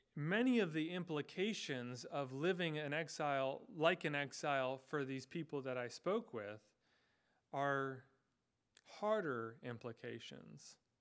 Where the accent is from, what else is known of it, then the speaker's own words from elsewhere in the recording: United States; I was born and I have lived in the United States, uh, this geographical location for my entire life